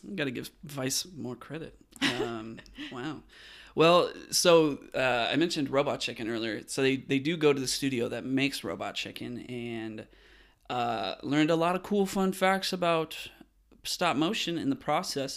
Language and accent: English; West Coast, United States; I'm from the West Coast